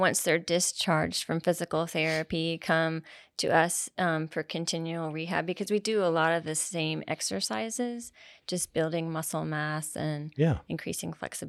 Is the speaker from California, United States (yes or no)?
no; Maitland, Florida, United States; I grew up in Central Florida in a town called Maitland, just north of Orlando.